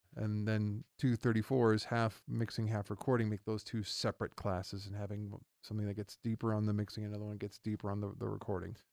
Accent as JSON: {"language": "English", "town": "Reno", "region": "Nevada", "country": "United States", "tie": "born or raised there", "also_born_or_lived": "Los Angeles, California", "said": "I am born and raised in Reno, Nevada"}